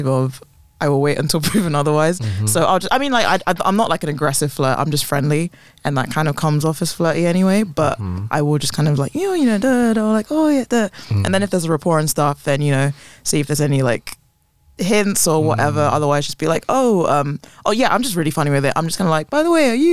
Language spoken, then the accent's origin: English; England, United Kingdom; I hate being English